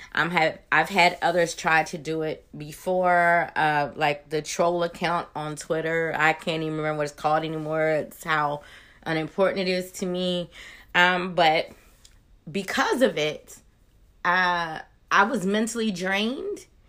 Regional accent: Maryland, United States; moved away as an adult; now in Georgia, United States; I'm originally from Maryland, but Georgia, where I've lived for the last decade

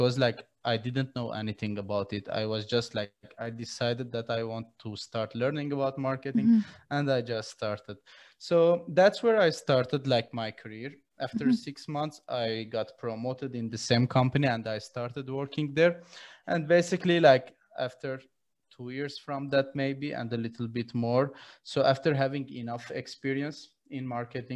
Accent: Syria; moved away as an adult; now in Armenia; I was born in Syria in 2004, created to Armenia because of the war in Syria

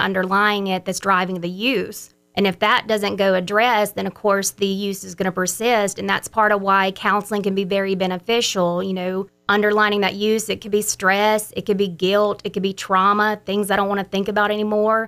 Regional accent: Brookhaven, Mississippi, United States; also born or lived in San Antonio, Texas; I'm from Brookhaven, Mississippi, where I was raised all my life up until I went off to college

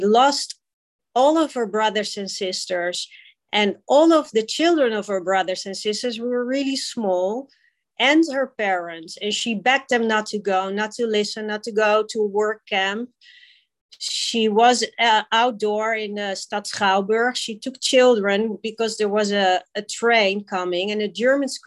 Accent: Amsterdam, North Holland, Netherlands; moved away as an adult; now in Curaçao; I was brought up in Amsterdam. I went to Jewish school my whole life, from kindergarten to primary to high school

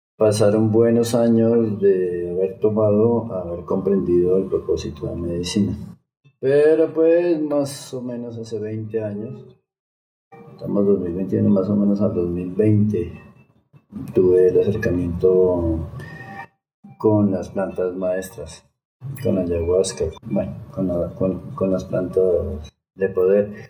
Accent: Bogotá, Colombia; moved away as an adult; also born or lived in Mexico; yo nací en Bogotá, de Bogotá, Colombia

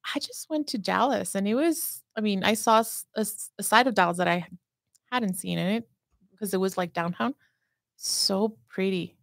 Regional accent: Juárez, Chihuahua, Mexico; first language Spanish; English is a second language; now in United States

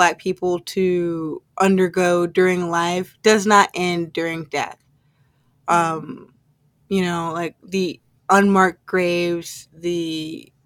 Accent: Indianapolis, Indiana, United States; here in my hometown in Indianapolis

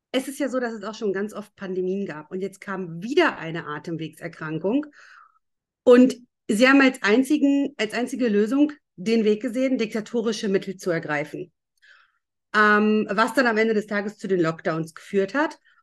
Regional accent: Lower Saxony, Germany; ich war ja zu der Zeit in Schule

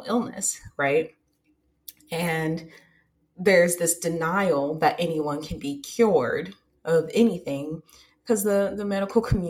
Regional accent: United States; I'm from America

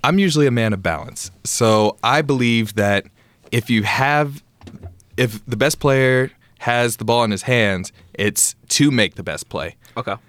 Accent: Conway, Arkansas, United States; moved away as an adult; I played at uh, Hendrix College. It was in my hometown as well

